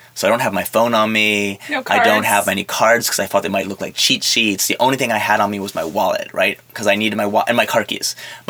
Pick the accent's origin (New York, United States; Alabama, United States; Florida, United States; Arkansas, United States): New York, United States; born there; accent: a mix of French and New York; I was born in New York.